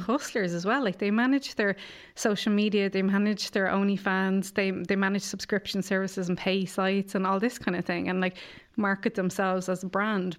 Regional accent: Ireland; growing up in Ireland

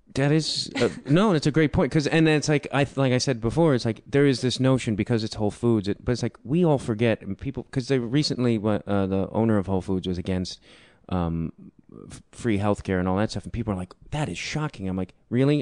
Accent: Chicago, Illinois, United States; I grew up in Chicago.

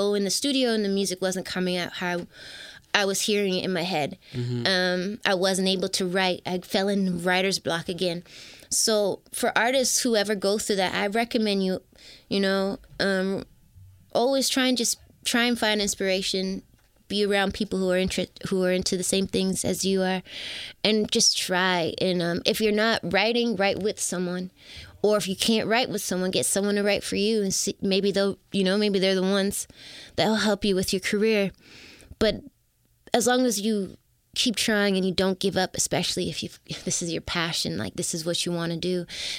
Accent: Toronto, Ontario, Canada; I'm from Toronto.

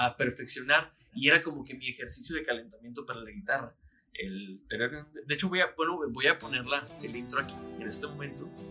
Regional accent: Mexicali, Baja California, Mexico; cuando yo vivía eh, con mis abuelos, cuando estaba chiquito, llegaba yo a la una de la tarde más o menos a la casa de la primaria y empezaba Dragon Ball. Aquí en Mexicali

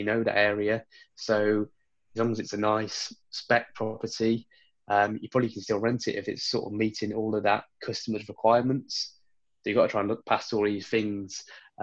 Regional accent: Worcester, West Midlands, United Kingdom; my hometown, Worcester, population of 100,000

